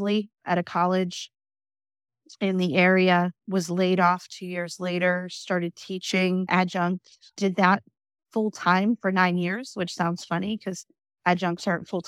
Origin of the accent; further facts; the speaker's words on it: Indiana, Pennsylvania, United States; now in Richmond, United States; I grew up in Western Pennsylvania in a small town not far from Pittsburgh